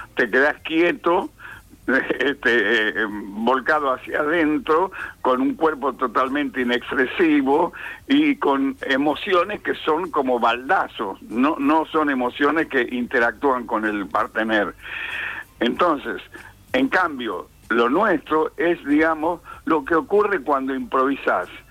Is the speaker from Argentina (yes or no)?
yes; San Miguel de Tucumán, Tucumán, Argentina; yo nací en Tucumán en el año 1934, casi en la prehistoria